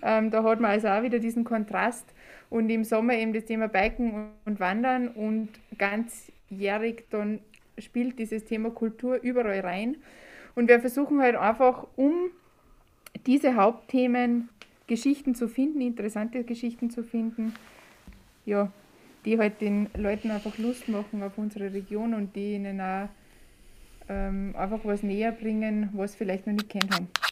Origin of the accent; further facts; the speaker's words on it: Saalfelden, Salzburg, Austria; gebürtig aus Saalfelden